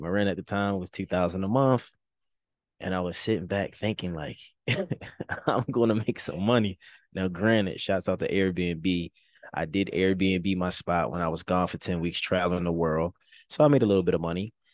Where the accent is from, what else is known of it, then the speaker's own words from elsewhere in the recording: Baltimore, Maryland, United States; now in Los Angeles, United States; Baltimore, my hometown